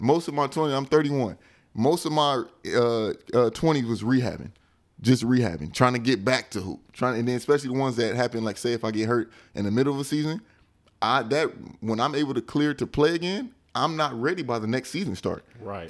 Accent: United States; moved away as an adult; also born or lived in Europe; I'm American.

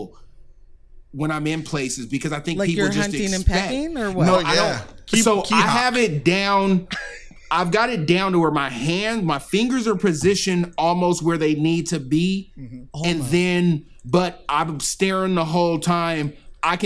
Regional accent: Southern California, United States; I'm from Southern California, so it's warm.

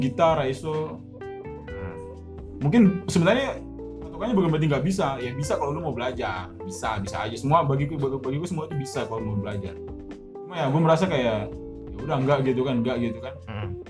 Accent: Jayapura, Papua, Indonesia; now in Bekasi, Indonesia; Gue bukan orang Bekasi nih, gue orang Jayapura jauh

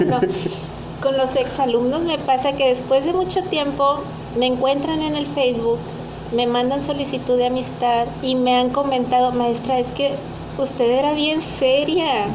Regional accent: Mexico; soy una mexicana típica

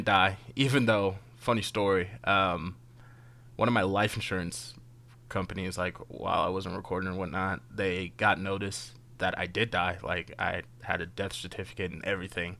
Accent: United States; I'm an American

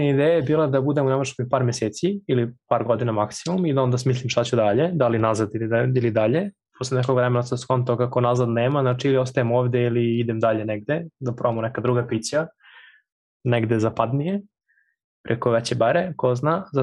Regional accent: Serbia; moved away as an adult; now in Berlin, Germany; ja sam iz Krošica

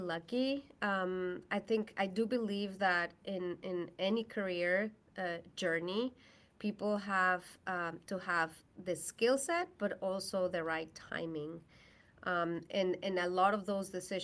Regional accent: Mexico; English is a second language; moved away as an adult; now in United States; I am from Mexico.

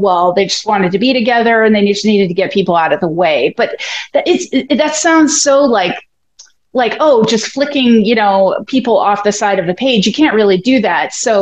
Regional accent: Oregon, United States; I grew up in Oregon

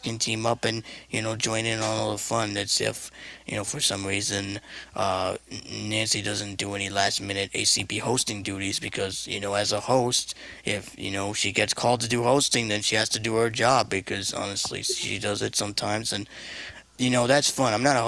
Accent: Puerto Rico; We were both born and raised in Puerto Rico. Well, I'm Puerto Rico.

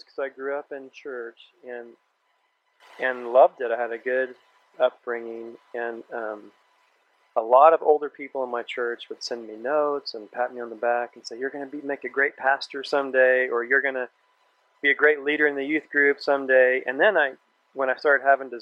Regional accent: Kansas, United States; I was born and raised in Kansas

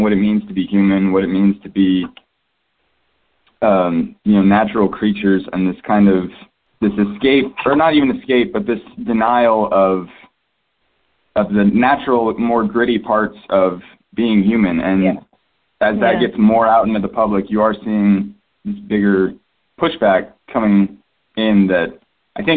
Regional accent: Texas, United States; I grew up in Texas

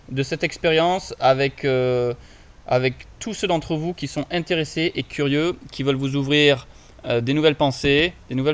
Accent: Montpellier, Occitania, France; Bah, moi je suis de Montpellier, dans le sud, 34, represent.

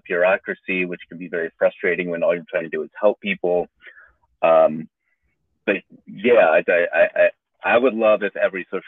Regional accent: United States; also born or lived in New York; I transferred back to my home state

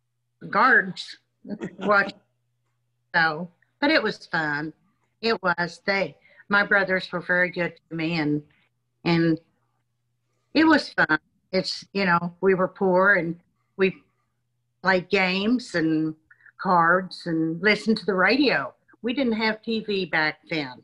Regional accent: Kingfisher County, Oklahoma, United States; I was born in Kingfisher County, Oklahoma.

